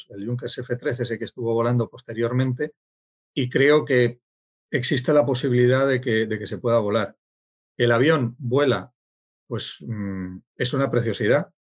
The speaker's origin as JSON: {"language": "Spanish", "town": "Sydney", "region": "New South Wales", "country": "Australia", "tie": "born there", "said": "yo, yo nací en Sydney"}